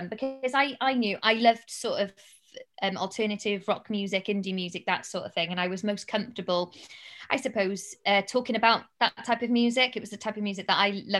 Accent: Cardiff, Wales, United Kingdom; moved away as an adult; also born or lived in London; to broadcast to my hometown

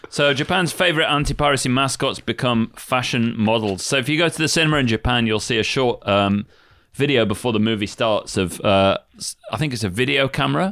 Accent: United Kingdom; I'm British

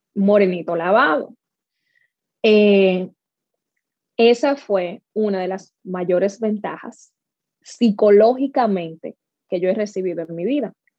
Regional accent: Dominican Republic; now in North Carolina, United States; Yo me crié en República Dominicana

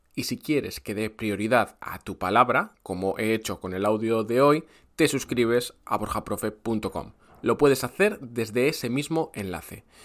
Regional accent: Brazil; Spanish is a second language; soy brasileño, soy profe español

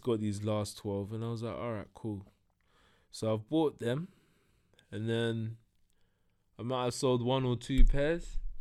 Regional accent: London, United Kingdom; also born or lived in Broadwater Farm; I grew up in Tottenham and Hackney.

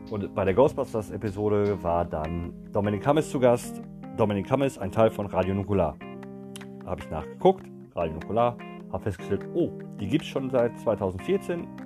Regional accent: Gelsenkirchen, North Rhine-Westphalia, Germany; Ach, habe ich erwähnt, dass ich aus Gelsenkirchen komme? Nein, habe ich gar nicht, ne? Ich komme aus Gelsenkirchen, Leute.

